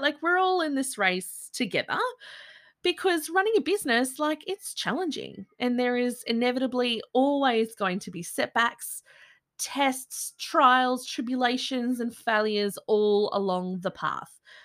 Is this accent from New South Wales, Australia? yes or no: yes; Byron Shire, New South Wales, Australia; I grew up in the Byron Shire